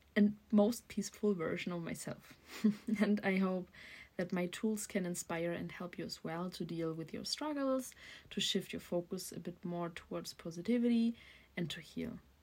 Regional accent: Germany; also born or lived in Berlin; I'm from Germany and I'm currently living in Berlin.

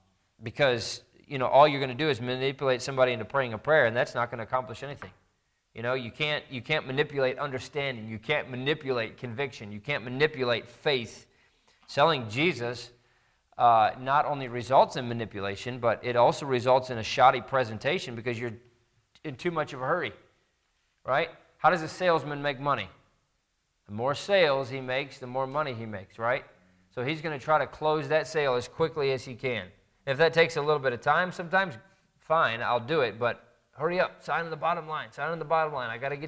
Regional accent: Indiana, United States; I grew up in Indiana, and there was a large church that was near us

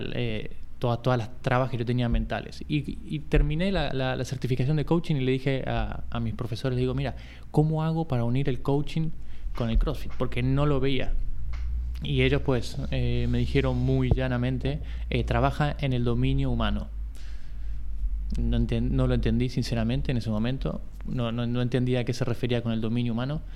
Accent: Buenos Aires, Argentina; moved away as an adult; now in Barcelona, Spain; Soy de, primero soy de Buenos Aires, o sea, hace 20 años que vivo aquí en Barcelona, tengo 40

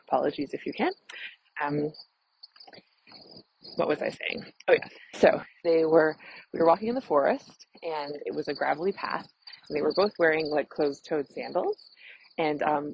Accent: Canada; I'm a Canadian family physician

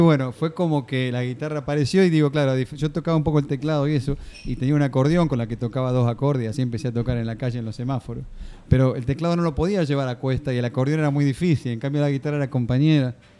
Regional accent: Mar del Plata, Buenos Aires Province, Argentina; yo soy de Mar del Plata

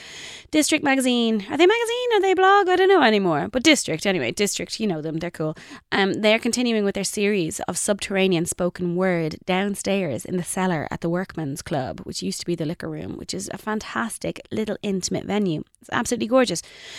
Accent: Ireland; I think it's part of us, isn't it, as Irish people, that we are into spoken word and that, you know, it's how we express our deep and burning desires.

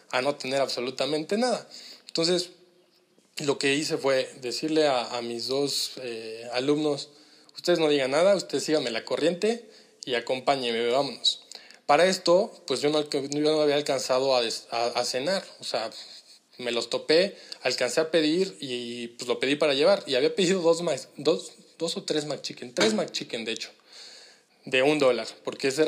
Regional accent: Mexico; Eh, pues nosotros venimos de México, fíjate que estamos en un programa así, asado

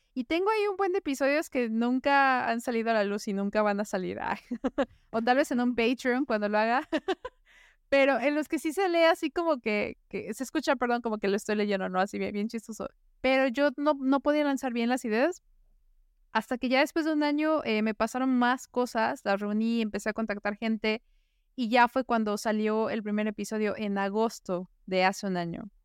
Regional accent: Puebla, Mexico; moved away as an adult; now in Vienna, Austria; yo soy de Puebla

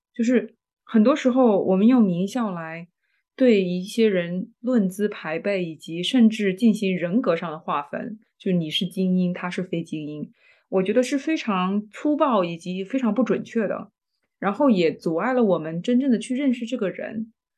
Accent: China; 我们中国人对于大厂这么有情节

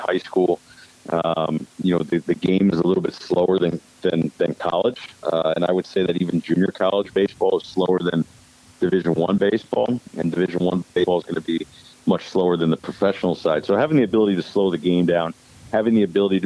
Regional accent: Connecticut, United States; moved away as an adult; also born or lived in St. Louis; I'm originally from Connecticut

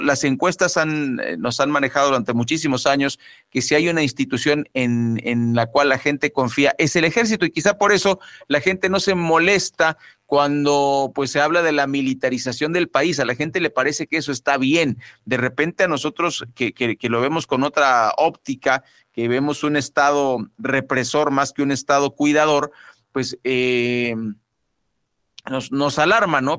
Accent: Mexico; nosotros los mexicanos

